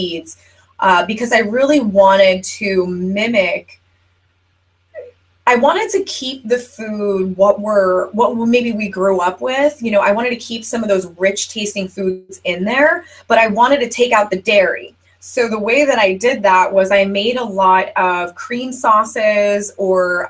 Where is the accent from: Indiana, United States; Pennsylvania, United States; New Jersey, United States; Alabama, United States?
New Jersey, United States; I'm from New Jersey